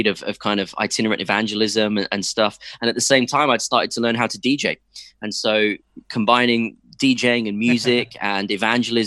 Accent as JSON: {"language": "English", "town": "Cambridge", "region": "East of England", "country": "United Kingdom", "tie": "born or raised there", "also_born_or_lived": "London", "said": "first 4 years in London and then 14 happy years growing up in Cambridge"}